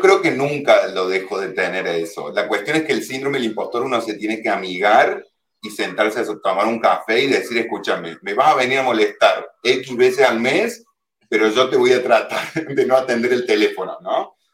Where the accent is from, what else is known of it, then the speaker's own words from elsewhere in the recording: Córdoba, Argentina; moved away as an adult; also born or lived in Buenos Aires, Argentina / Germany; now in Mallorca, Spain; yo soy argentino, obviamente soy de Córdoba, Córdoba de la nueva Andalucía